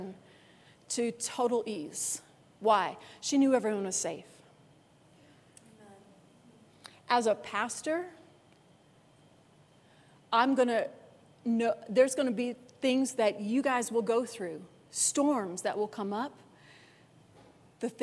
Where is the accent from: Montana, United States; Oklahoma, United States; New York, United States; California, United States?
New York, United States; Orchard Park; now in Denver, United States; I grew up in Buffalo, New York. I actually grew up in that town I was talking about, Orchard Park